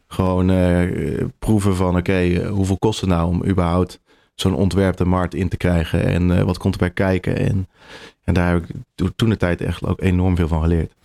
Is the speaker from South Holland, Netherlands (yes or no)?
no; 's-Hertogenbosch, North Brabant, Netherlands; moved away as an adult; also born or lived in Delft / The Hague; now in Utrecht, Netherlands; ik kom uit Brabant, uit Den Bosch geboren